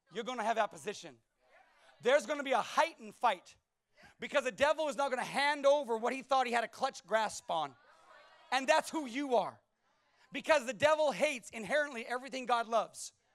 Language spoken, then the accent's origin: English; California, United States; moved away; I was from California.